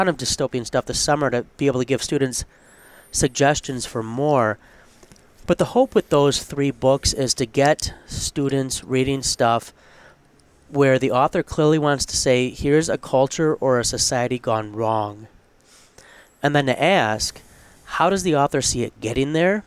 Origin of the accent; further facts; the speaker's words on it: United States; us as American Christians